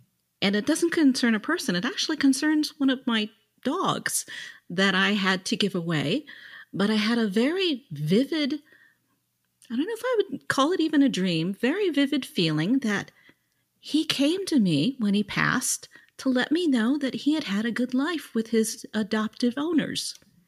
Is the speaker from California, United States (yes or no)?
yes; South Lake Tahoe, California, United States; Ah, my hometown.